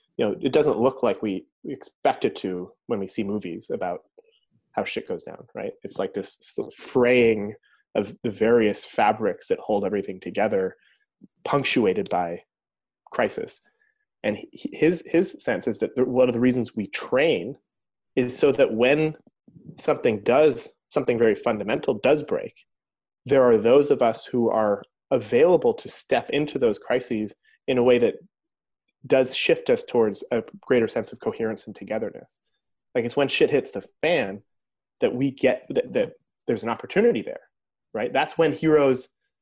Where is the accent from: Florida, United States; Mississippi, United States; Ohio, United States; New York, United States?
New York, United States; upstate; moved away; I'm here at my mom's house in upstate New York right now.